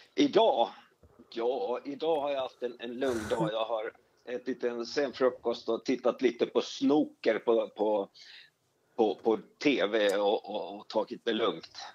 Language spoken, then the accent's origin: Swedish; Finland; moved away as an adult; now in Sweden; Jag är, jag är, jag är, är Sverigefinne, som det heter. Absolut. Jag, jag, jag kom till Sverige eh, som 18-åring och skulle sommarjobba